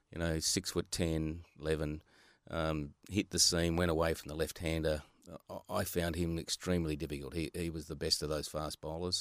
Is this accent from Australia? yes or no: yes; Australia; I was from Hilton Park, Hilton Park Primary School